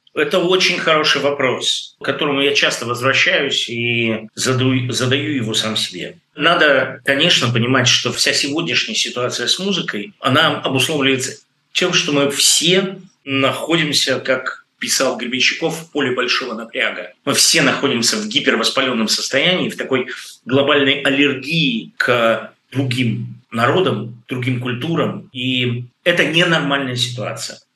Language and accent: Russian; Russia; moved away as an adult; человеку, который вырос в России, жил в России, убежал из России